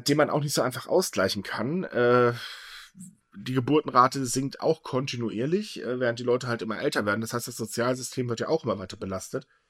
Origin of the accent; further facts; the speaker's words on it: Germany; bei uns in Deutschland